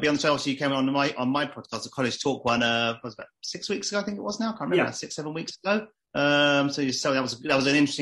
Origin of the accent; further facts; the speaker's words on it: London, United Kingdom; I was born and bred in London.